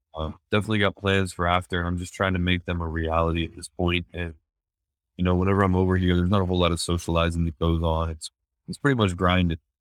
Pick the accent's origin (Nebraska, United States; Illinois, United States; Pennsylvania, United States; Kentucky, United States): Pennsylvania, United States; Chambersburg; moved away as an adult; also born or lived in Los Angeles; I was born and raised in Chambersburg, Pennsylvania, a small town on the East Coast